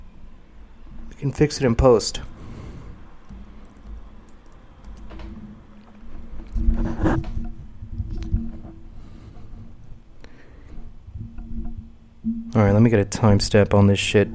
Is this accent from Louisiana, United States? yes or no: no; Paramount, California, United States; also born or lived in Corona, California / Long Beach, California / Compton, California; I'm from Long Beach. I grew up in Paramount. For a while, we lived in Compton